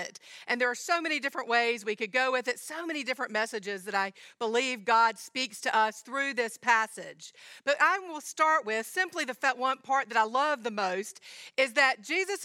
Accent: Georgia, United States; I'm from Georgia

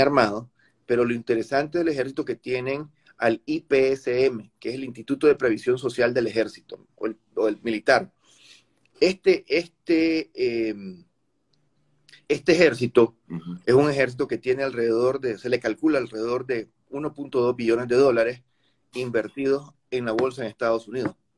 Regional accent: Nicaragua; te estoy hablando como nicaragüense

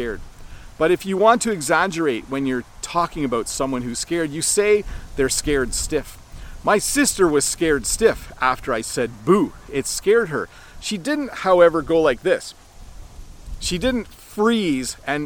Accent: Canada

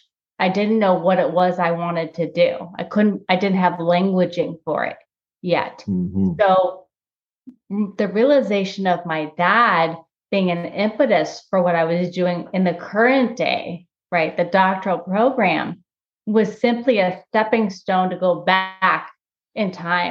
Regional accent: Los Angeles, California, United States; when I was a kid, I grew up in Los Angeles

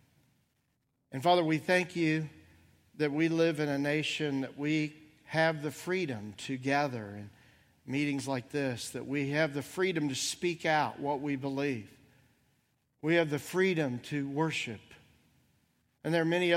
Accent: Bloomington, Indiana, United States; moved away; my hometown of Bloomington, Indiana

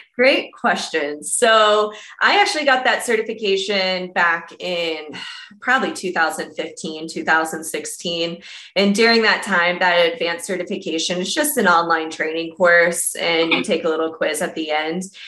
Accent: Columbus, Ohio, United States; moved away as an adult; now in Denver, United States; Out of Denver, but originally from Columbus, Ohio

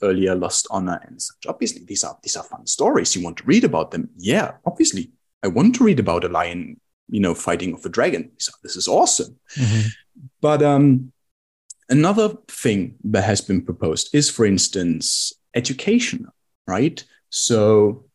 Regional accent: Germany; we Germans

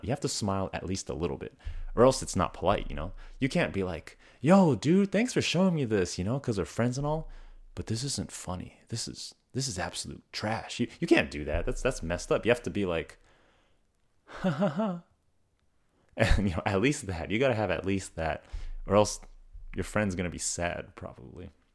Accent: Oklahoma, United States; I'm from Oklahoma

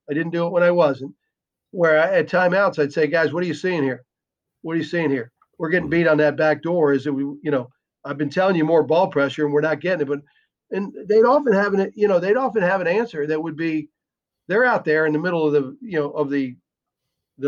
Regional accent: United States; also born or lived in Ireland; being an American coach

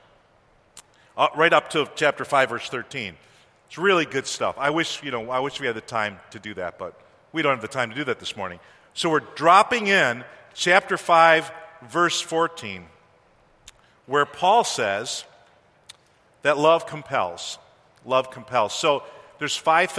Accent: East Coast, United States; moved away as an adult; I'm from the East Coast

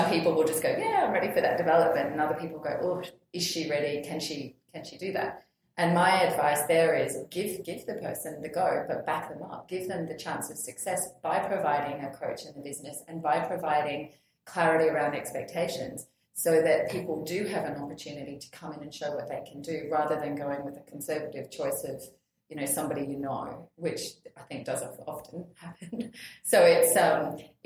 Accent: Australia; as an Australian

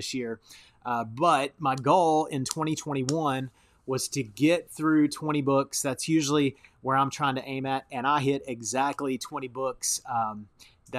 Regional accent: United States; as a Westerner, as an American

